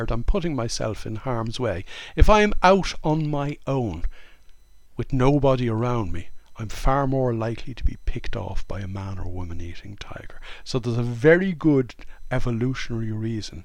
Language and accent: English; Ireland; I grew up in Ireland in the late 1950s, the early 1960s.